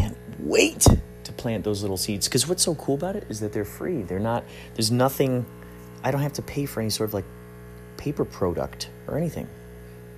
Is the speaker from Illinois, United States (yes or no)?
yes; Chicago, Illinois, United States; I'm from the Chicagoland area